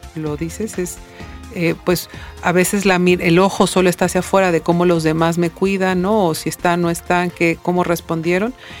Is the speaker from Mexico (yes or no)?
yes; Mexico; como mexicanos